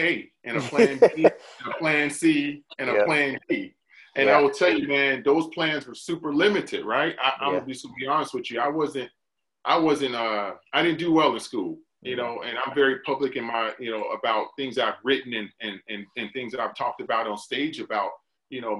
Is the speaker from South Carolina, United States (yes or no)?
yes; Hardeeville, South Carolina, United States; moved away as an adult; now in Gaithersburg, United States; But I'm originally from South Carolina, small town in South Carolina, recruited out of Beaufort, South Carolina. I'm from a small town, Hardeeville, South Carolina